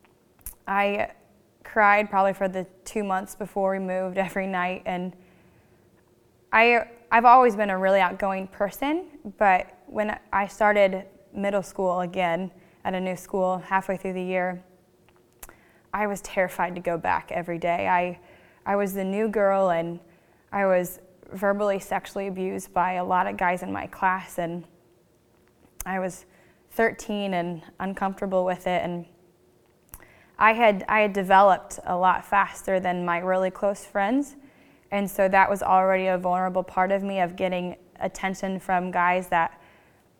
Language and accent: English; St. Joseph, Missouri, United States; also born or lived in Washington, Missouri; I grew up in St. Joseph, Missouri, near Kansas City